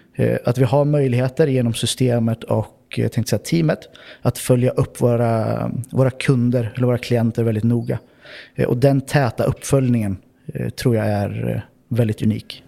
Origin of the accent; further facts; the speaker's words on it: Örebro, Örebro County, Sweden; moved away as an adult; now in Oslo, Norway; Jag kommer ursprungligen från Örebro i Sverige